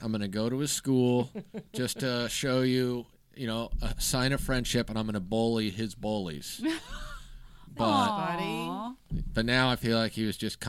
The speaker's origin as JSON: {"language": "English", "region": "Kansas", "country": "United States", "said": "I'm from Kansas."}